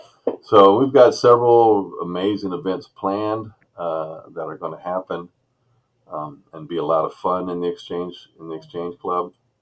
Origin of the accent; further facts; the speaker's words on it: Seville, Andalusia, Spain; also born or lived in Okinawa, Japan / Columbus, Ohio; So I originally moved to Columbus, Ohio from Okinawa, Japan. My father was military. So I grew up in Seville, Spain.